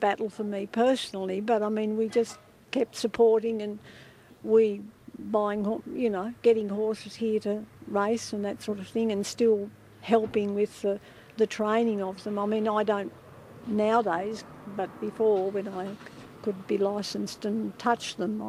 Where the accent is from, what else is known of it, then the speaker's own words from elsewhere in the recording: New South Wales, Australia; moved away as an adult; also born or lived in Launceston, Tasmania; now in King Island, Australia; growing up in New South Wales, I wasn't real keen on leaving up there and coming down here, but I found out it's quite a nice place.